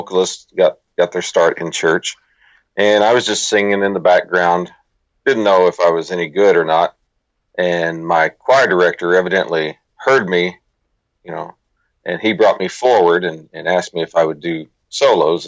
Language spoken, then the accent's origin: English; United States; also born or lived in Texas / Arkansas; now in Republic, United States; I was raised in Texas and Arkansas